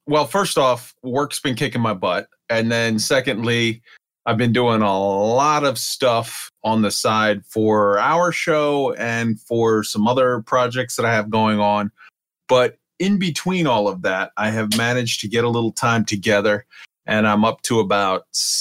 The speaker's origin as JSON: {"language": "English", "town": "Boston", "region": "Massachusetts", "country": "United States", "said": "I'm from Boston. I can't do that."}